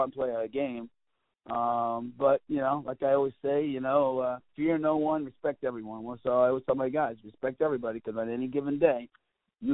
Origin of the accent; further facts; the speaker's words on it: Patchogue, New York, United States; this is my hometown. Patrick Medford is my hometown